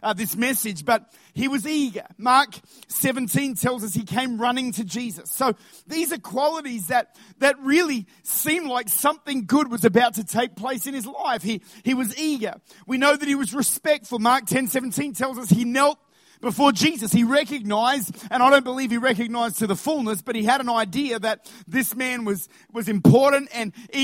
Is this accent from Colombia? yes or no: no; Australia; as Australians, we've got to understand that we actually do live with incredible privilege.